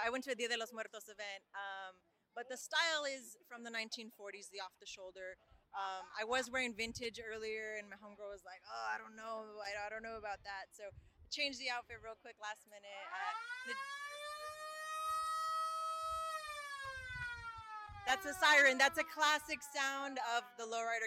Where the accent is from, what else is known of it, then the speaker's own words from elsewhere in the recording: Los Angeles, California, United States; I'm from Boyle Heights